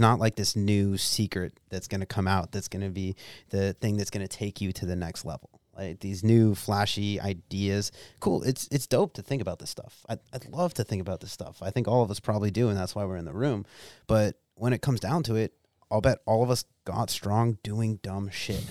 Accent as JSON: {"language": "English", "region": "Pennsylvania", "country": "United States", "tie": "born or raised there", "moved": "yes", "said": "me growing up in Bumblefuck, Pennsylvania"}